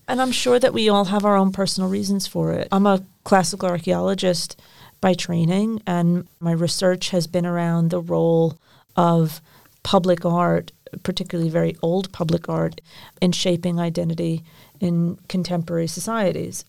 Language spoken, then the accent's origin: English; United States; now in United Kingdom; as an American working for English Heritage